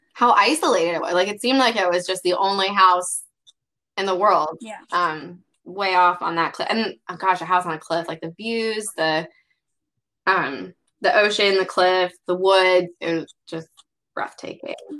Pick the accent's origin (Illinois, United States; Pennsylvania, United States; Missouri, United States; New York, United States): Illinois, United States; Carbondale; SIU is in my hometown